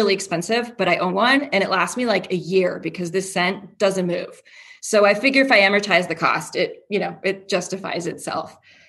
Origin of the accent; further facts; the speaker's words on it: Toronto, Ontario, Canada; now in Houston, United States; So I'm from Canada. I'm from Toronto. But I live in Houston now